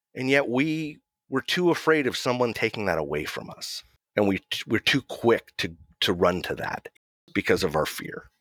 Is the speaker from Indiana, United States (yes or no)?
no; Mill Valley, California, United States; I'm in my hometown of Mill Valley, California. It's just north of San Francisco